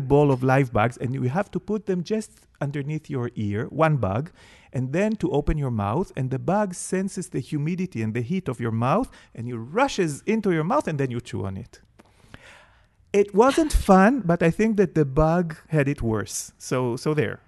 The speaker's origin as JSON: {"language": "English", "town": "Jerusalem", "region": "Jerusalem District", "country": "Israel", "tie": "born or raised there", "said": "I grew up in Jerusalem"}